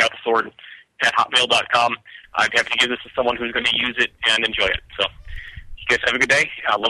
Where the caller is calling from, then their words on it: Durham, North Carolina, United States; I'm calling you from Durham, North Carolina.